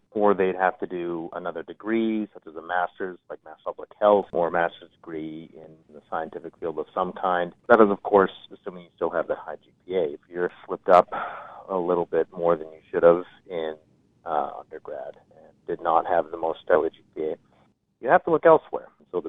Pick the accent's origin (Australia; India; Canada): Canada; moved away as an adult; now in Ithaca, United States; get back home as a Canadian that was trained in the U.S.